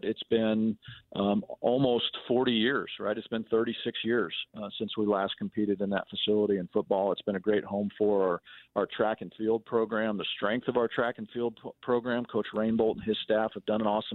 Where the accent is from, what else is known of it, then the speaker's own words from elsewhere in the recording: Manhattan, Kansas, United States; I grew up in Manhattan, I played soccer in high school